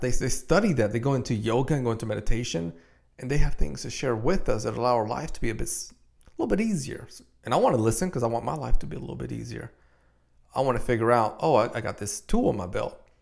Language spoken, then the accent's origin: English; Dominican Republic; I'm from Dominican Republic